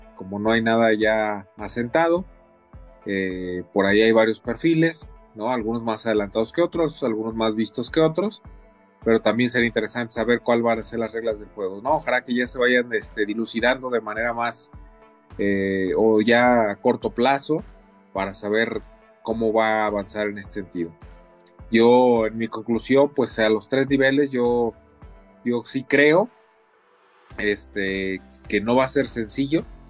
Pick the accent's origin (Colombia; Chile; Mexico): Mexico; cada uno de nosotros como mexicanos